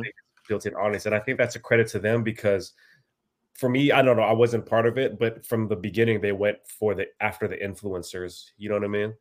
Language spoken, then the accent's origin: English; Bay Area, California, United States; also born or lived in Philippines; I was born in the Philippines, uh, and then we came here, uh, when I was pretty young, uh, and I've pretty much spent my whole life here in the Bay Area, California